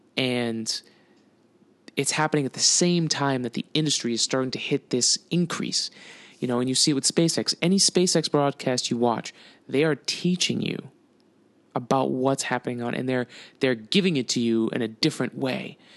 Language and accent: English; United States; I'm fucking American.